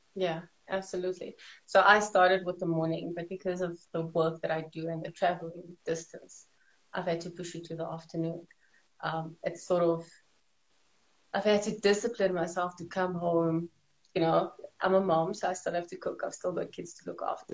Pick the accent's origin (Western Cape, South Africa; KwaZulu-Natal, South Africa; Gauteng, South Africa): Gauteng, South Africa; Johannesburg; I'm from South Africa, Johannesburg, born and bred here